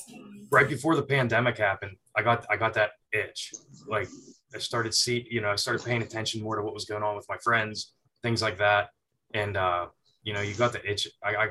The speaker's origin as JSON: {"language": "English", "town": "Pittsburgh", "region": "Pennsylvania", "country": "United States", "also_born_or_lived": "Virginia Beach, Virginia", "moved": "yes", "said": "I was down in Virginia. That's where I trained and came up in the business for the first 8-9 years. And I'm originally from Pittsburgh."}